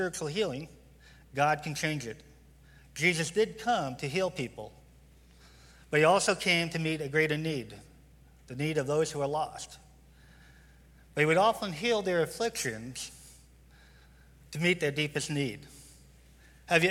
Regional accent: New York, United States; now in Tucson, United States; I'm from New York.

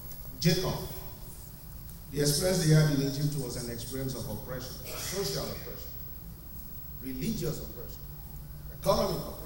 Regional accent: Nigeria; now in United States; I'm from Nigeria. My father was a chief inspector of education.

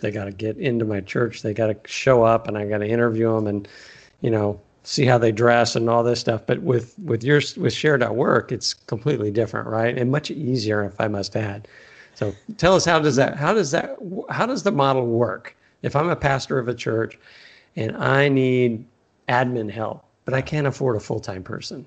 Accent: Texas, United States; also born or lived in California; now in Arizona, United States; I am from Texas and moved to California for a long time and now I'm in Arizona

